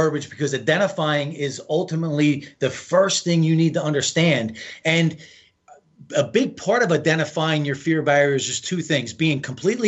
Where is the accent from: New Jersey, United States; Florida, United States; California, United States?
New Jersey, United States; I'm from the East Coast. I'm from Jersey